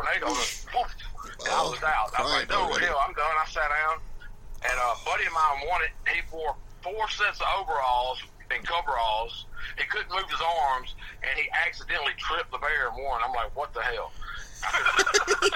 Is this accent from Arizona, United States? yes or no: no; South Alabama, United States; from South Alabama. Born and raised in Alabama.